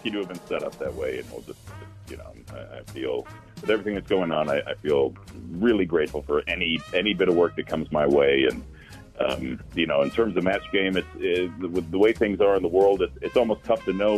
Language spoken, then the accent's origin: English; New York, United States; as a New Yorker